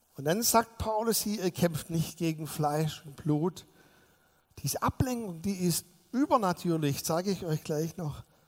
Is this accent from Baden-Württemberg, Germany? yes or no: yes; Swabia, Baden-Württemberg, Germany; ich bin als Schwabe